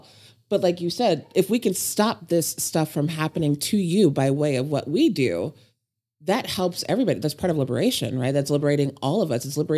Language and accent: English; Omaha, Nebraska, United States; I grew up in Omaha, which is kind of quiet with my parents and the military and the church.